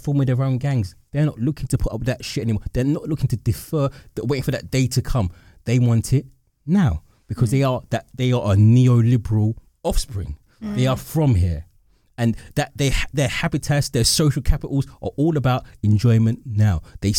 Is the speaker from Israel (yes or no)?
no; London, United Kingdom; And that's when I say I'm black British, I'm more specific. I'm an East Londoner.